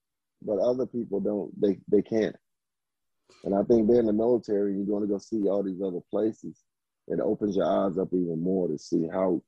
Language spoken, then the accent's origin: English; the South, United States; just growing up in the South